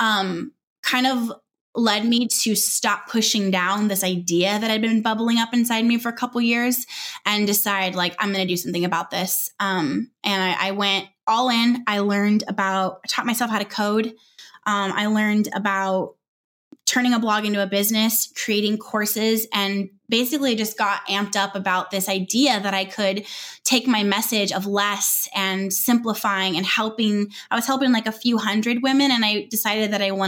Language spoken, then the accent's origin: English; Southern California, United States; moved away as an adult; also born or lived in Northwest Arkansas